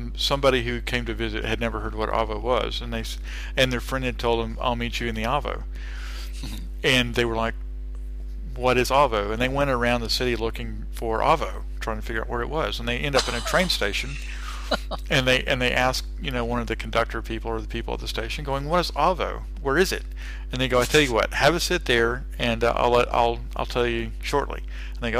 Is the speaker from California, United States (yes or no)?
no; Texas, United States; accent: Texas; moved away as an adult; now in Australia; because I'm from Texas, right? And I'm always conscious about being a Texan